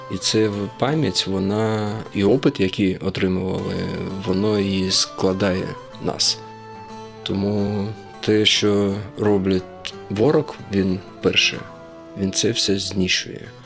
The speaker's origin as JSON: {"language": "Ukrainian", "country": "Uzbekistan", "tie": "born or raised there", "also_born_or_lived": "Crimea", "moved": "yes", "said": "Я народився в Узбекистані, батько у мене напівукраїнець, напівнімець, от, але я відчуваю себе кримським татарином"}